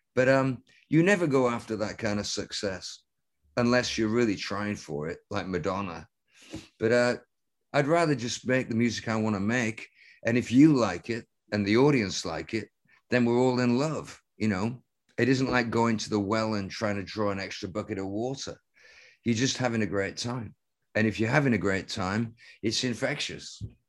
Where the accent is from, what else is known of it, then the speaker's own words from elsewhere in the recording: Lancaster, North West England, United Kingdom; at the highest point in Lancaster, my hometown.